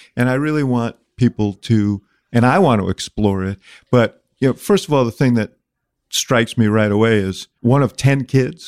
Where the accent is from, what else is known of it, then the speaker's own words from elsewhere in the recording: Chicago, Illinois, United States; the fifty-seventh mayor of my hometown, the city of Chicago